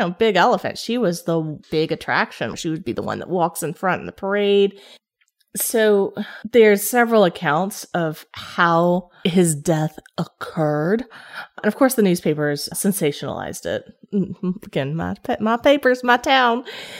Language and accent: English; Kingsport, Tennessee, United States; my hometown of Kingsport, Tennessee.